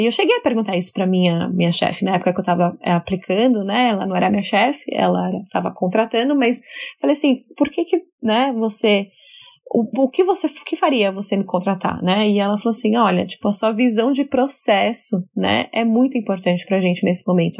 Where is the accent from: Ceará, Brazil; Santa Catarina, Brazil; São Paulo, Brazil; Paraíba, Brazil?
São Paulo, Brazil; moved away as an adult; now in New York, United States; sou brasileira da cidade de São Paulo, hoje moro em Nova York